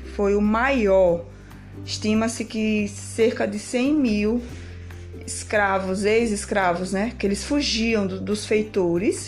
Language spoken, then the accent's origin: Portuguese; Brazil; nós, povo brasileiro, brasileiro que somos